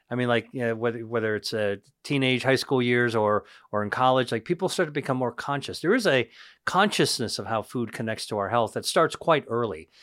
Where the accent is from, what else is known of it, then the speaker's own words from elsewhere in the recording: Pennsylvania, United States; I grew up in Pennsylvania, inland